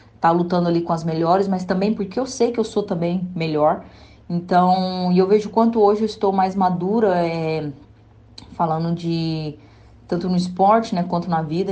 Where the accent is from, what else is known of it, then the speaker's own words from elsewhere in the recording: Barro Alto, Goiás, Brazil; Eu nasci no interior de Goiás, né? Sou de Barro Alto.